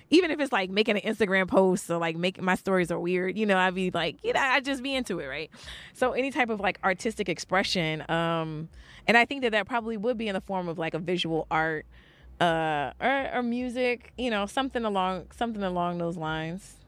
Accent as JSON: {"language": "English", "region": "New York", "country": "United States", "tie": "born or raised there", "also_born_or_lived": "New Orleans", "said": "I was born in New Orleans, but I grew up in, like, I grew up in Brooklyn"}